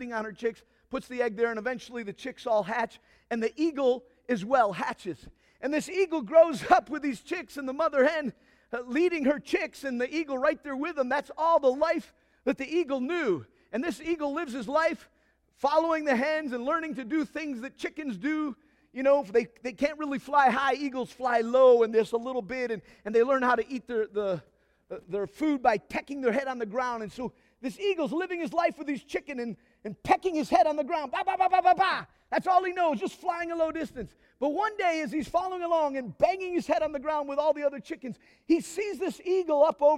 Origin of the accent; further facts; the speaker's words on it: Nigeria; Now, some of y'all know that I grew up in Nigeria. And I was growing up in Nigeria and learning the culture. I was basically a Nigerian.